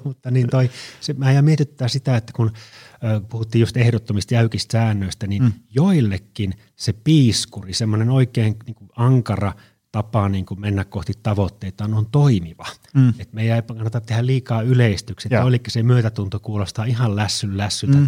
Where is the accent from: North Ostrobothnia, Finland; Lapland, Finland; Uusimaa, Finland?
North Ostrobothnia, Finland; Oulu; now in Tampere, Finland; mä olen Oulusta kotoisin ja mä käyn siellä joskus